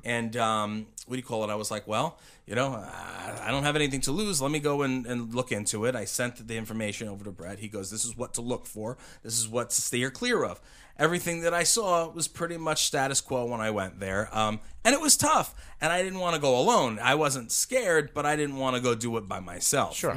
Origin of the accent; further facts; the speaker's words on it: Uniondale, New York, United States; I grew up in a in Uniondale, New York